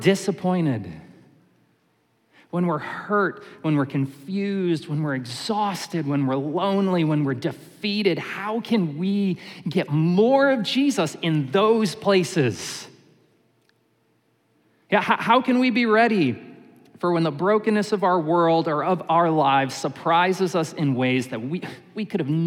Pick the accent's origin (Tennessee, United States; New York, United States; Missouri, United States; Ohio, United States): New York, United States; Syracuse; When I was a kid, I grew up in Syracuse, New York